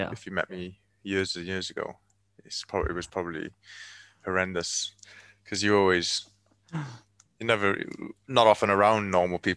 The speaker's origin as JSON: {"language": "English", "town": "Cardiff", "region": "Wales", "country": "United Kingdom", "moved": "yes", "said": "Cardiff. I'm from I'm from Wales, Cardiff. Yeah. Uh, Cardiff is the capital city of Wales"}